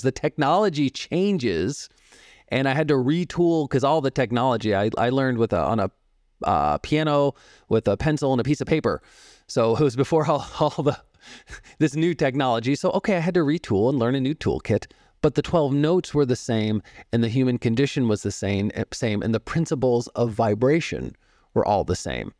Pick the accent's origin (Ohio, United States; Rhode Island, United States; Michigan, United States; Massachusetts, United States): Massachusetts, United States; Boston; now in Phoenix, United States; I grew up in the Boston area. I live in Phoenix now